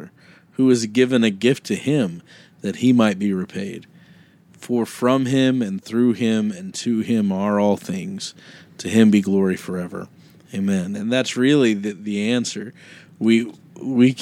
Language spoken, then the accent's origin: English; Kansas, United States; I grew up in Kansas